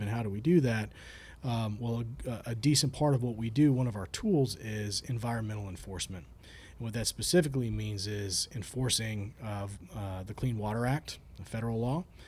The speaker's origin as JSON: {"language": "English", "town": "Bradenton", "region": "Florida", "country": "United States", "tie": "born or raised there", "also_born_or_lived": "Jacksonville", "said": "I grew up down in Bradenton"}